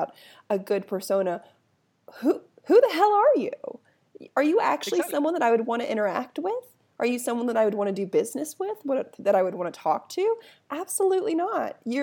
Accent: United States; as an American

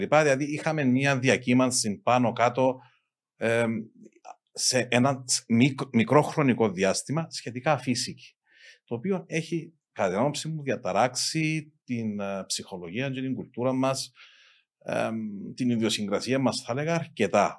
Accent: Amiantos, Limassol District, Cyprus; εγώ κατάγομαι από τον Αμίαντον

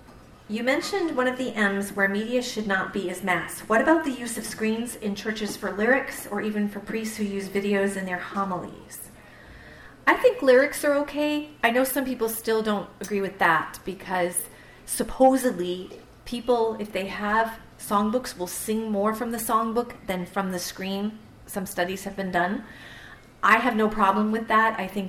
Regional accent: Canada; I'm a Canadian too. Don't make me choose, okay? I'm both.

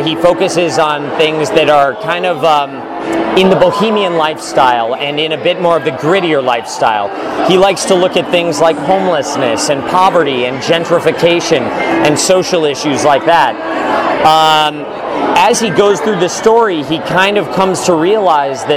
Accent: Denver, Colorado, United States; moved away as an adult; also born or lived in Michigan / New York City; I grew up in Denver, Colorado

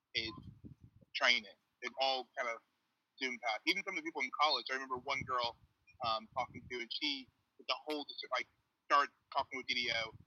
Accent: Chicago, Illinois, United States; moved away as an adult; now in Durham, United Kingdom; I was raised in Chicago by Jehovah's Witness parents

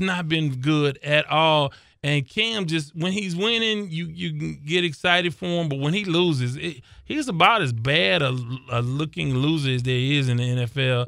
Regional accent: South Park, Texas, United States; I grew up in South Park

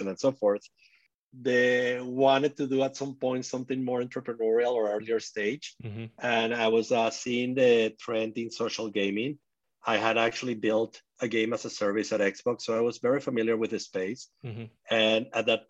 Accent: Venezuela; moved away; I grew up in Venezuela

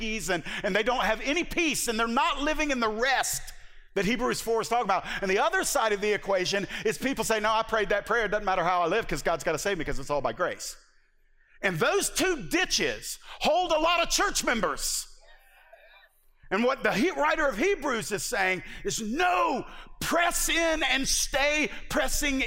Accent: the South, United States; I am from the South

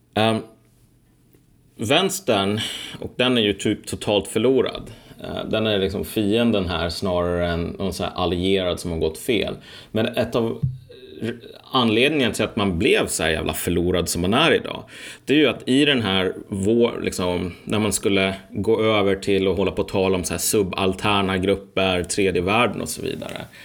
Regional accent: Sweden; Jag är ju född i Sverige

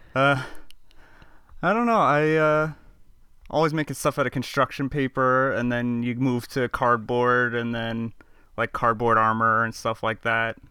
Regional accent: Long Island, New York, United States; I'm from Long Island

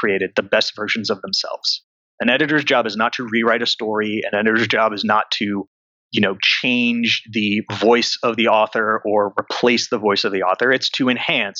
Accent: Connecticut, United States; moved away as an adult; now in New York City, United States; I grew up near New York in Connecticut

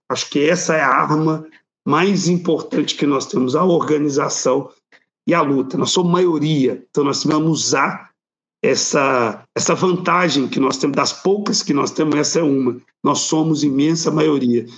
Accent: Belo Horizonte, Minas Gerais, Brazil; eu sou aqui de Minas Gerais, de Belo Horizonte

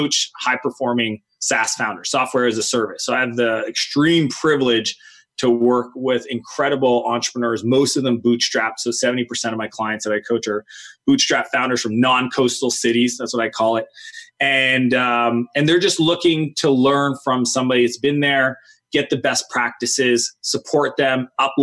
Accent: Canada; I grew up in Canada.

